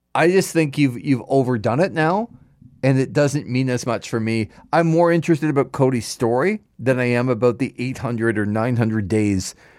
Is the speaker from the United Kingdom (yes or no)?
no; Markham, Ontario, Canada; my hometown of Markham, Markham Fairgrounds